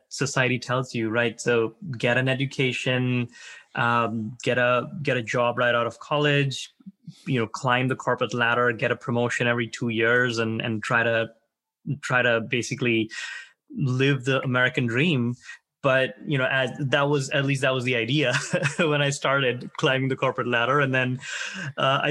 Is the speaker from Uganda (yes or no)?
no; India; moved away as an adult; now in United States; I grew up in India. I came to the U.S. to study, really, when I was around my early 20s. And never left